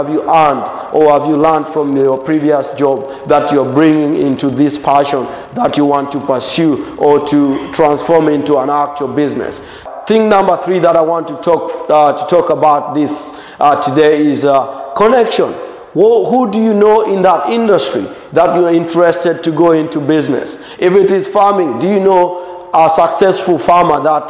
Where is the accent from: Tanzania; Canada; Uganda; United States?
Tanzania; Morogoro, Morogoro Region; English is a second language; I would go hike the Uluguru Mountains in Morogoro.